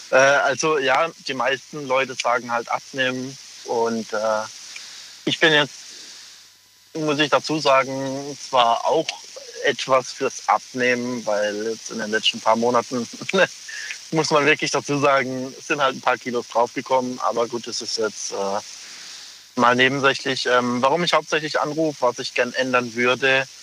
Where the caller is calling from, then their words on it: Pforzheim, Baden-Württemberg, Germany; Ich komme aus Pforzheim.